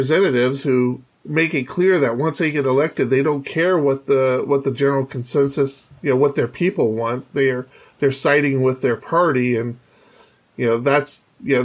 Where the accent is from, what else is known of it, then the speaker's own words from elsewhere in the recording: Poway, California, United States; my hometown of Poway